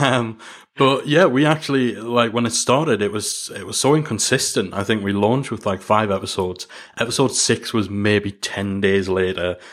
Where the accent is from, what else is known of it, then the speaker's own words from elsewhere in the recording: Newcastle upon Tyne, North East England, United Kingdom; accent: Geordie; as much as I've tried to soften the Jordan a, the Jordy accent